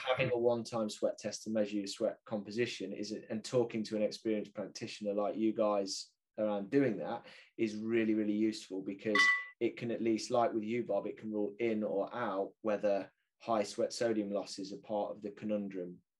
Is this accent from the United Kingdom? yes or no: yes; United Kingdom; I'm British